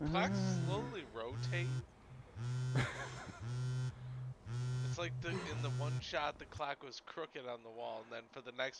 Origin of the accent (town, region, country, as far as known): Michigan, United States; born or raised there